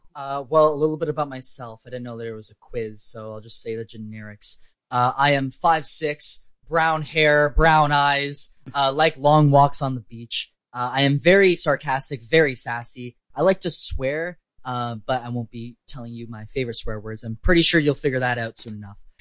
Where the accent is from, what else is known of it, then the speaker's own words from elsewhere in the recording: Canada; I'm also Canadian